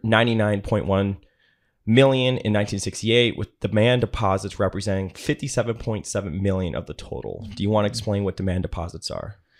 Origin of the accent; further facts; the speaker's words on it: small town between Elgin and Rockford, Illinois, United States; now in Dallas, United States; I'm from a small town that's in between Elgin and Rockford, Illinois.